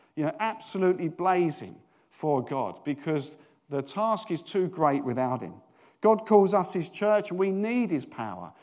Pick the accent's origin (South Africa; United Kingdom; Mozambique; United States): United Kingdom; we're British